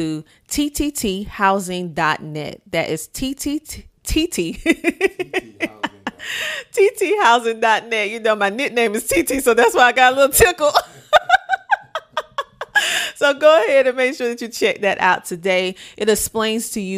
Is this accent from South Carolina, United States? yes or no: yes; South Carolina, United States; this is my hometown. This is my home area, South Carolina.